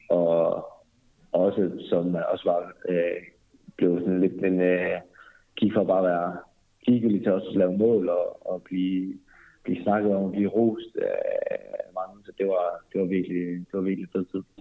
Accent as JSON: {"language": "Danish", "area": "North Jutland", "region": "North Denmark Region", "country": "Denmark", "tie": "born or raised there", "moved": "as an adult", "lives_now": "Berlin, Germany"}